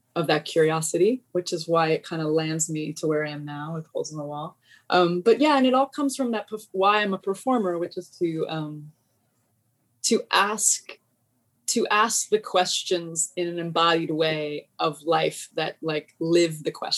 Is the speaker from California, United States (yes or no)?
yes; Los Angeles, California, United States; I grew up in Los Angeles